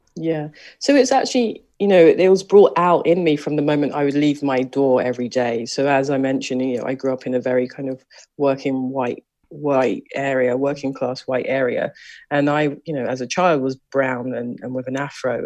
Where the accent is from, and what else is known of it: London, United Kingdom; born or raised there; moved away